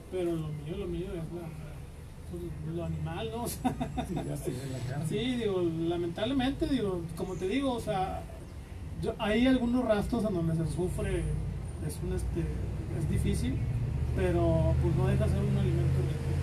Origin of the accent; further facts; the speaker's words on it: Monterrey, Nuevo León, Mexico; yo siempre he dicho que yo soy regio